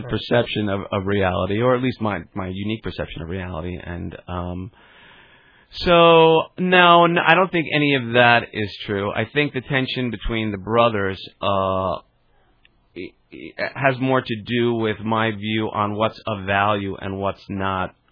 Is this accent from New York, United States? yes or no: yes; Garden City, New York, United States; Garden City.